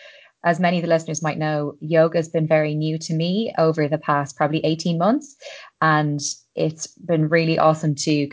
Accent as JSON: {"language": "English", "country": "Ireland", "said": "I'm an Irish girl"}